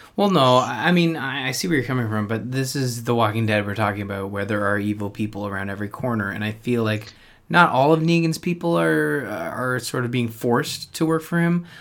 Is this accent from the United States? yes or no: no; Canada; being Canadian